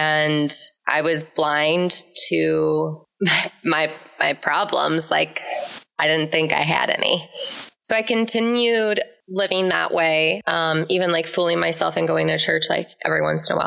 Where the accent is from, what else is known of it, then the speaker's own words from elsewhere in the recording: Minneapolis, Minnesota, United States; I'm originally from the Twin Cities, grew up in the church